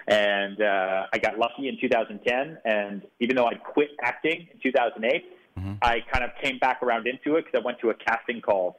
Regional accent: Houston, Texas, United States; born there; You know, I was born in Houston, Texas.

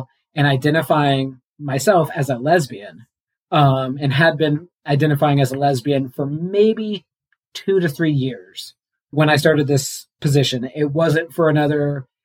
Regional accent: Missouri, United States; moved away as an adult; now in New Mexico, United States; I'm from Missouri. I moved to New Mexico

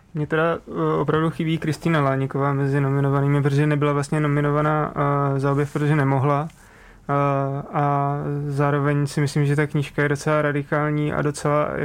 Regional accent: Přerov, Olomouc Region, Czechia; jsem z Přerova

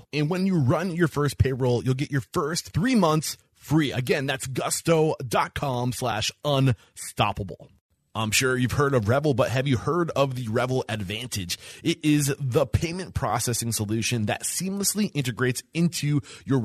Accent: New Hampshire, United States; I'm clearly from New Hampshire.

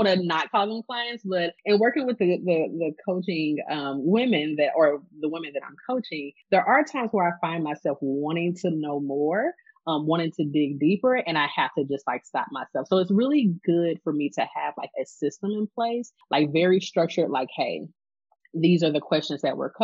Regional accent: St. Louis, Missouri, United States; I am from St. Louis. I am born and raised here

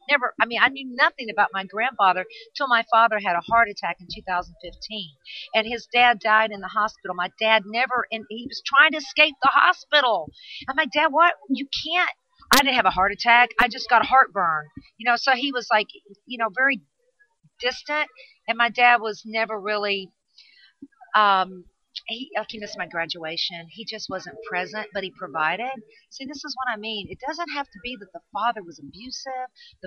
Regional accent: California, United States; I'm Californian

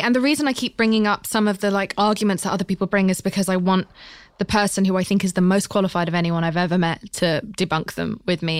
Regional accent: United Kingdom; I'm British

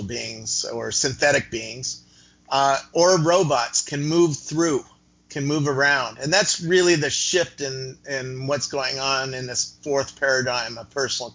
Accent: Cupertino, California, United States; also born or lived in Half Moon Bay / Campbell; I grew up in Cupertino and where a little company called Apple started up.

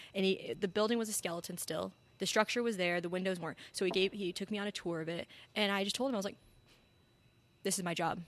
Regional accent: Albuquerque, New Mexico, United States; now in Arizona, United States; I'm from Albuquerque, New Mexico.

